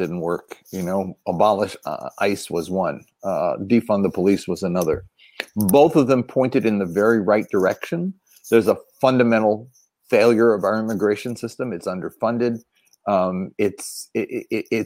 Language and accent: English; Philadelphia, Pennsylvania, United States; I grew up in Frank Rizzo's Philadelphia.